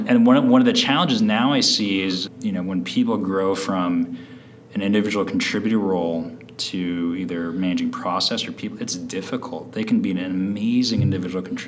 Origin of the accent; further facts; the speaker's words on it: San Francisco, California, United States; I grew up in San Francisco